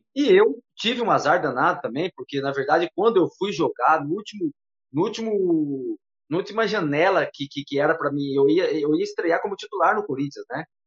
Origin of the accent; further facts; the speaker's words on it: Itapeva, São Paulo, Brazil; also born or lived in Timburi / Americana; Eu saí de Itapeva, que é onde eu morava